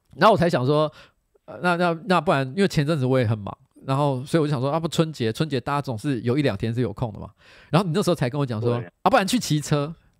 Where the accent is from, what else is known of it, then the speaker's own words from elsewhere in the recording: Bade, Taoyuan, Taiwan; 我是在桃园长大，我是桃园八德，桃园八德，然后我的亲戚啊，不管是八德那边啊，还是说是龙潭啊什么的，其实客家人非常多，所以我从小就常常吃客家菜